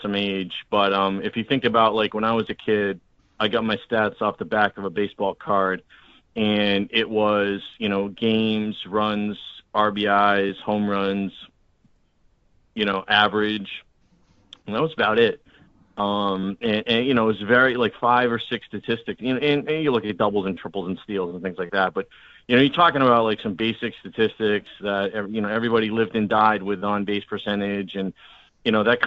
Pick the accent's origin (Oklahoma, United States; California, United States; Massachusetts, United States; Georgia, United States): Massachusetts, United States; Boston; moved away; I'm originally from Boston, so I'm a fan of the Red Sox